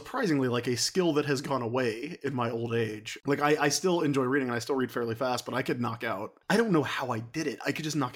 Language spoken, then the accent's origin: English; Sumter, South Carolina, United States; now in North Carolina, United States; I grew up in South Carolina. I grew up in a town called Sumter, which is about 50 miles east of the state capital of Columbia